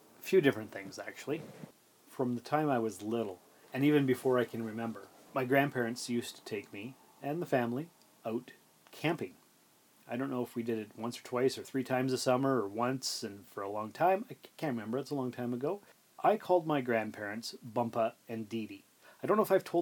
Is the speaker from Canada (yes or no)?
yes; Sault Ste. Marie, Ontario, Canada; We grew up in Sault Ste. Marie, Ontario, Canada